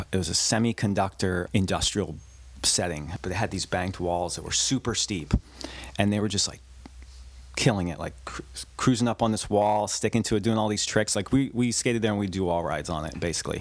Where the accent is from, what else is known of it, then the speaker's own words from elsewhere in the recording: Maine, United States; I'm from, that's where I'm from, Maine.